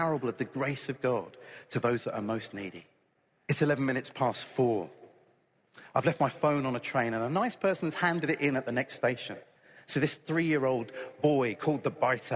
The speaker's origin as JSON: {"language": "English", "country": "United Kingdom", "said": "I'm British"}